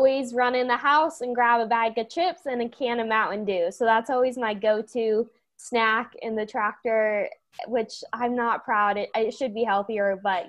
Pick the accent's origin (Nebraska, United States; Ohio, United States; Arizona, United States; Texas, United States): Nebraska, United States; Wakefield; I'm from Wakefield, Nebraska, which is in the northeast corner of the state, so go Big Red. I grew up on the farm